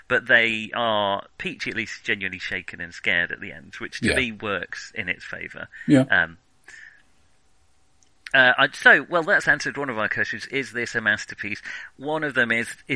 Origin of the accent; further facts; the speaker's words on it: England, United Kingdom; we're English